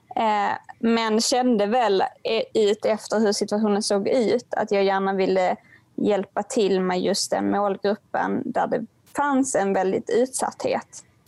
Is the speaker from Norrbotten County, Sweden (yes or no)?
no; Helsingborg, Skåne, Sweden; min hemstad Helsingborg